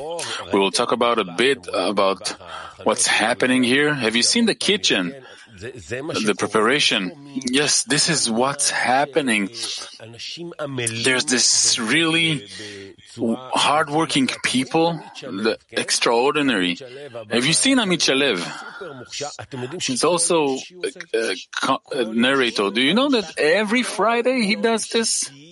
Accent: Donetsk, Donetsk Oblast, Ukraine; now in Odesa, Ukraine; Hello from Odessa. Truly … I'm from Donetsk. But now I'm in Odessa

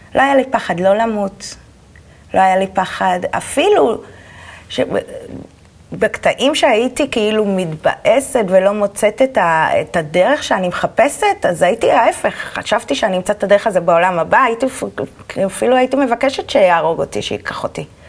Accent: Holon, Tel Aviv District, Israel; also born or lived in Petah Tikva; גדלתי בחולון. נולדתי פתח תקווה, בלינסון, וכל החיים בחולון.

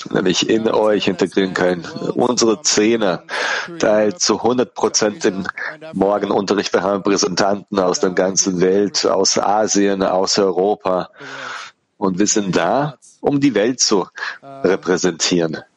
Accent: Australia; German is a second language; also born or lived in South Africa; Bin dann in Südafrika auf, ähm, ähm äh, geboren und in Australien aufge, ähm, aufgewachsen und mit 16 bin ich dann, war ich weg von zu Hause

